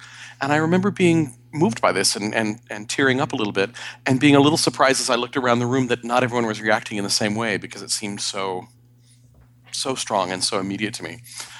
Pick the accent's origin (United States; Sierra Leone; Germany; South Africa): Sierra Leone; also born or lived in Bangkok, Thailand; So I grew up in Western Africa, Sierra Leone, and Southeast Asia, Bangkok, Thailand.